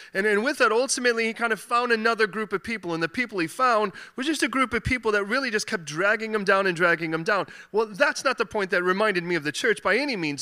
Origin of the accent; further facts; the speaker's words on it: Chicago, Illinois, United States; now in London, United Kingdom; I was born in Chicago